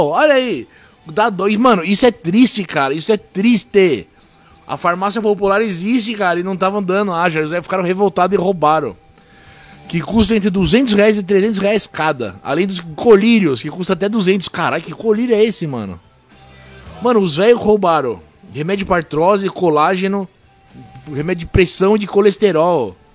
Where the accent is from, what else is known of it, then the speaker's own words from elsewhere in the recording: South Region, Brazil; Eu sou do Sul.